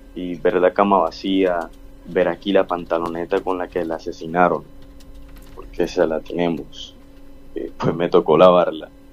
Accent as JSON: {"language": "Spanish", "town": "Barranquilla", "region": "Atlántico", "country": "Colombia", "said": "como barranquilleros y colombianos"}